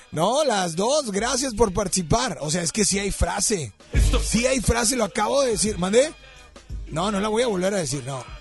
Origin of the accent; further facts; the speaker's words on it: Mexico; Sí, soy mexicana.